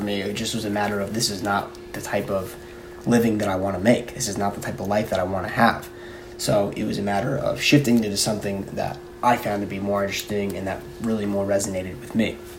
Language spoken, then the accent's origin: English; Plainview, New York, United States; I'm from Plainview.